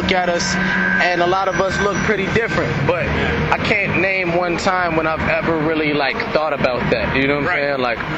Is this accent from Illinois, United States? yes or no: yes; Chicago, Illinois, United States; I'm from Hyde Park, Chicago. That's a diverse neighborhood. My first friend in the world was a Jewish kid. I went to a Jewish preschool.